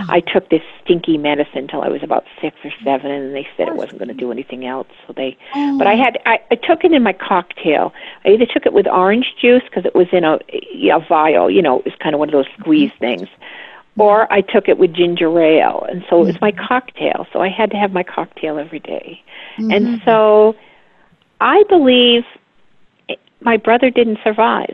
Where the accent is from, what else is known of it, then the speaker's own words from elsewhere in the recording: Westerly, Rhode Island, United States; I was raised in Westerly, Rhode Island, which is right on the coast of Connecticut and Rhode Island.